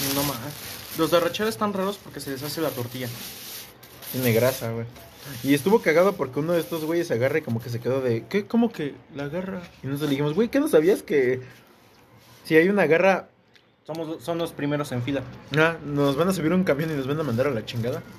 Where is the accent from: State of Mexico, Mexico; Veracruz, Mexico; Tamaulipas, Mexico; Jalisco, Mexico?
State of Mexico, Mexico; Ecatepec; somos de Catepec